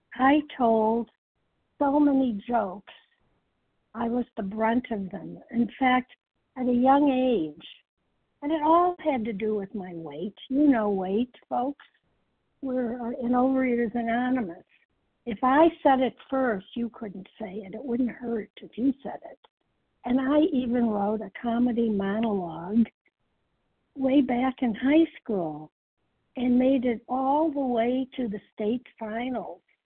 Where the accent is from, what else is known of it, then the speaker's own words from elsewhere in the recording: Chicago, Illinois, United States; I'm from the Chicago area